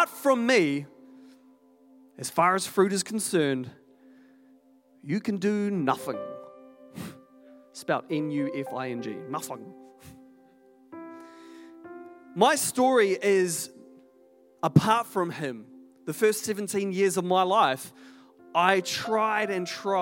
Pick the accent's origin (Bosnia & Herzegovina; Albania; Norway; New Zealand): New Zealand; Hamilton, Waikato; I'm from Hamilton originally